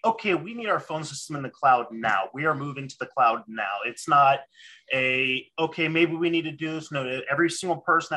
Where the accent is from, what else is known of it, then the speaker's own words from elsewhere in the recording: Barberton, Ohio, United States; I am from Barberton, Ohio.